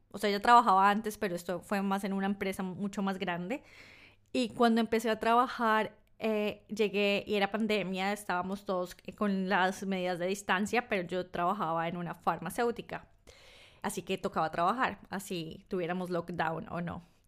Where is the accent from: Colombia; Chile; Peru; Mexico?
Colombia; also born or lived in north of England; now in United Kingdom; siendo colombiana en Reino Unido, yo estoy en el norte de Reino Unido.